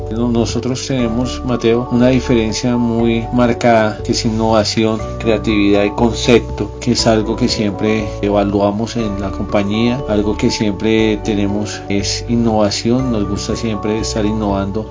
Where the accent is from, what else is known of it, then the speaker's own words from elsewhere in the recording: Colombia; somos un país muy rico en diversidad de climas, ciudades